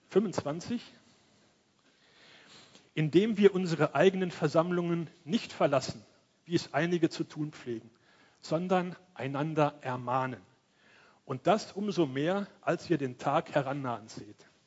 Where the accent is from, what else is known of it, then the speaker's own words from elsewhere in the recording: Cologne, North Rhine-Westphalia, Germany; born there; Ich komme ja aus Köln, bin da geboren.